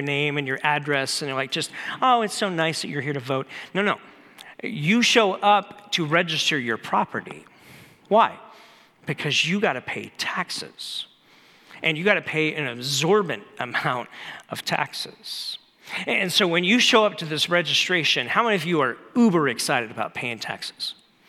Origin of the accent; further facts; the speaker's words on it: Sayre, Pennsylvania, United States; now in Tucson, United States; I was born in Sayre, Pennsylvania. If I had to go register somewhere, it wouldn't be here in Tucson. It would be back in Sayre, Pennsylvania, which is a podunk town where I was born.